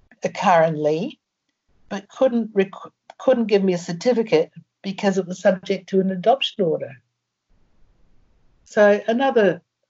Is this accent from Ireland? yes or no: yes; Ireland; born there; also born or lived in Brisbane / England / Germany; Brisbane, and I had been in England, and I lived in Germany, and I travelled, and, you know, God knows, I was born in Ireland, you know, so God knows where I could have been